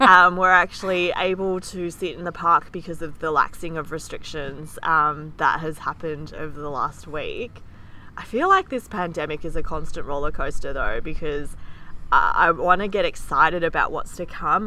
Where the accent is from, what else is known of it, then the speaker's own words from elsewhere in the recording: Australia; both of us are born in Australia